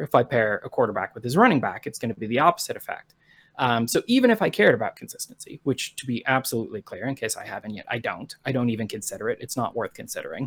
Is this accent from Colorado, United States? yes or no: yes; Colorado Springs, Colorado, United States; I was born in Colorado Springs, Colorado in nineteen